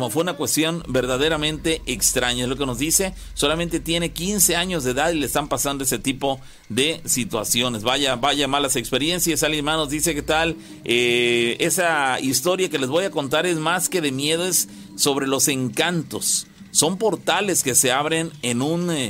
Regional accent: Córdoba, Veracruz, Mexico; Bueno, yo soy de Córdoba y siempre me han pasado cosas extrañas.

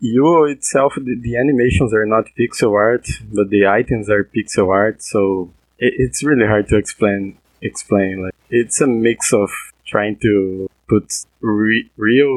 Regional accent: Brazil; I'm from Brazil

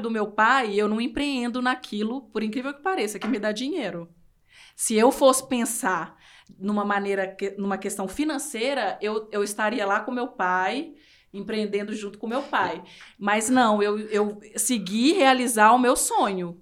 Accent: interior of Minas Gerais, Brazil; moved away; eu sou do interior de Minas e minha cidade tem 17 mil habitantes

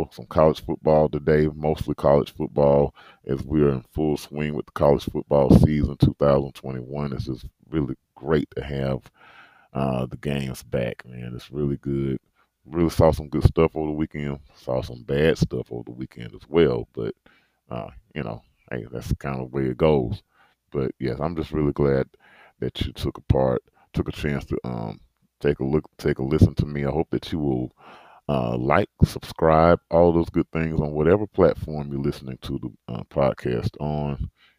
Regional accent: Birmingham, Alabama, United States; I'm from Birmingham, Alabama, kind of right in the heart of SEC country.

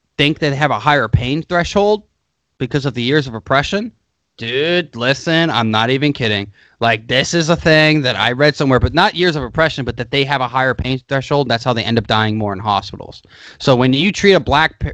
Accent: United States; I'm an American

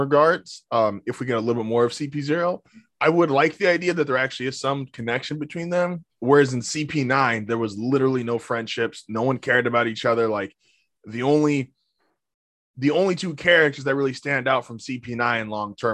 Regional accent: United States; we grew up in America.

